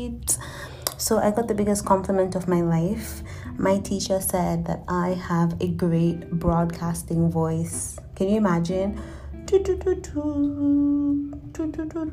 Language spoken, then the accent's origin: English; Toronto, Ontario, Canada; now in St. Catharines, Canada; I'm from Toronto